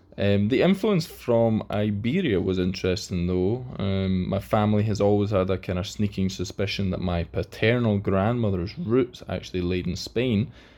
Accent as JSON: {"language": "English", "region": "Scotland", "country": "United Kingdom", "tie": "born or raised there", "said": "I grew up in Scotland, as did my entire family, so I was not surprised at all to find out that I am, as they said, 100% European."}